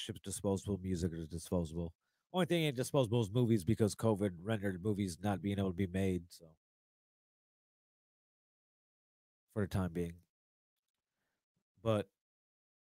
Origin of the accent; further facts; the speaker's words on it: East Chicago, Indiana, United States; also born or lived in Schererville, Indiana / Dyer, Indiana; I was born and raised in East Chicago